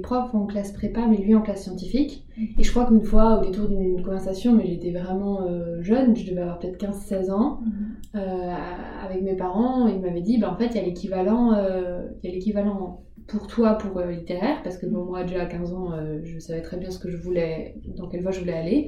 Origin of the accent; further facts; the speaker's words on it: Alsace, Grand Est, France; moved away as an adult; also born or lived in Paris; c'était pas très loin de chez mes parents, comme là, je viens d'Alsace